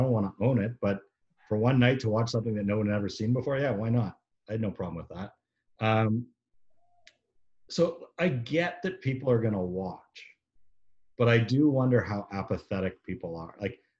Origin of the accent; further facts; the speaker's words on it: Canada; now in United States; as a Canadian, even though I live in here in the States